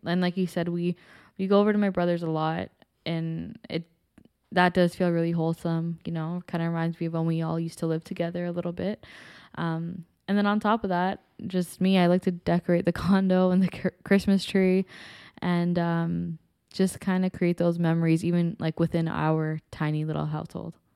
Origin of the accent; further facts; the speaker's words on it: Toronto, Ontario, Canada; I am born and raised in Toronto as well, um, specifically in Scarborough my whole life.